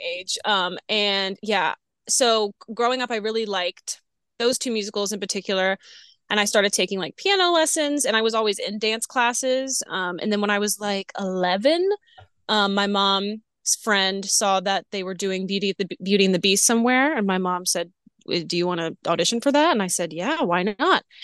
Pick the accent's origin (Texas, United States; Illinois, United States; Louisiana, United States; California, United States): Louisiana, United States; New Orleans; moved away as an adult; also born or lived in Florida; I'm from New Orleans. Um, grew up there